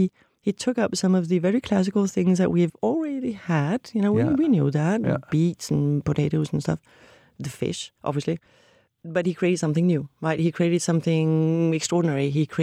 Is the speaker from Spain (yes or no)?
no; Copenhagen, Capital Region of Denmark, Denmark; I'm from Copenhagen